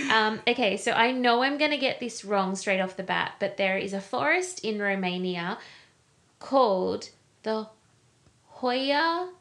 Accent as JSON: {"language": "English", "country": "Australia", "said": "Not that I don't love Australia. Not that I don't love our beaches and our weather and our beautiful country"}